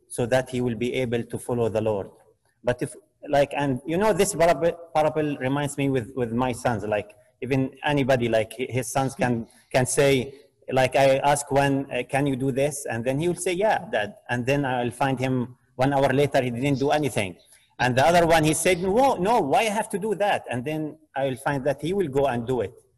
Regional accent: Jordan; now in Canada; I am from Jordan

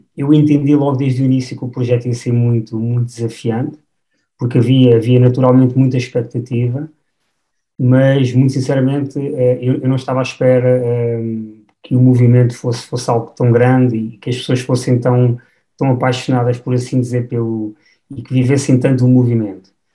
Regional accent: Batalha, Centro, Portugal; now in Mafra, Portugal; sou natural da, da Batalha e, e, hoje em dia resido aqui na zona, na zona de Mafra.

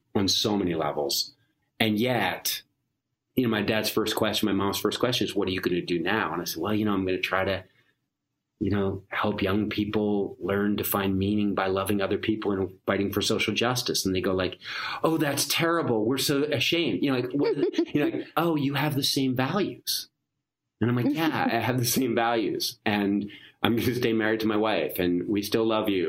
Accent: Philadelphia, Pennsylvania, United States; I was raised in Philadelphia

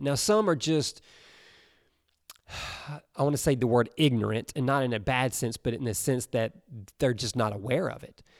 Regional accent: Alabama, United States; I grew up in Alabama

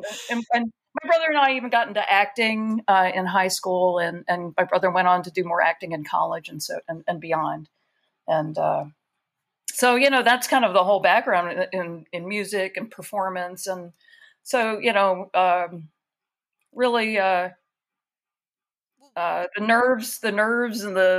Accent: Baltimore, Maryland, United States; my parents are, we're from the Baltimore area

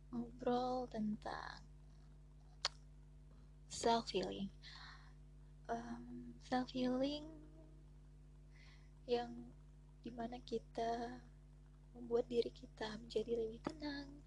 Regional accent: Pontianak, West Kalimantan, Indonesia; karena aku orang Pontianak enggak juga asli sih ya, tapi udah dari kecil di Pontianak

